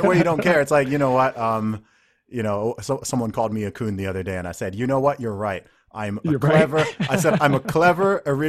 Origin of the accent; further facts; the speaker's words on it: Saudi Arabia; because, you know, I grew up in the Middle East in Saudi Arabia.